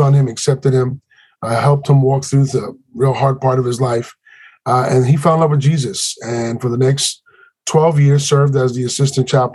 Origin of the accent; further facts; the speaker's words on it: New York City, New York, United States; we grew up in Spanish Harlem.